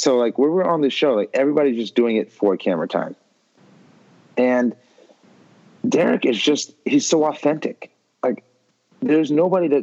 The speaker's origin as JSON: {"language": "English", "town": "Beverly Hills", "region": "California", "country": "United States", "tie": "born or raised there", "said": "We grew up in Beverly Hills together"}